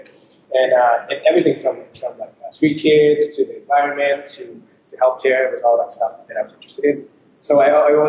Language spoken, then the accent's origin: English; New York, New Jersey, East Coast, United States; moved away as an adult; now in Bangkok, Thailand; I grew up in the States, so East Coast, New York, New Jersey.